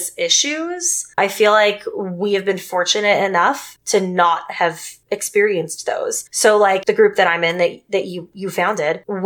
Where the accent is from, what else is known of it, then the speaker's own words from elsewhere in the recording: Texas, United States; I grew up in Texas